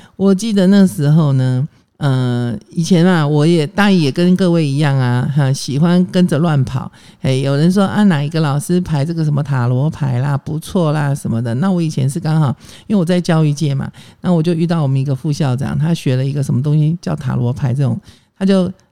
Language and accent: Chinese; Taiwan; 我是外省人啊，我，我从小眷村长大